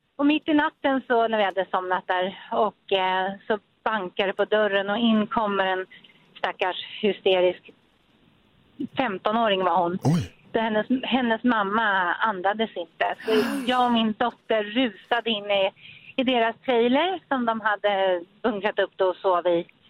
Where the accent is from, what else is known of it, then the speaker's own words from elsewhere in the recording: Germany; moved away; jag är från Tyskland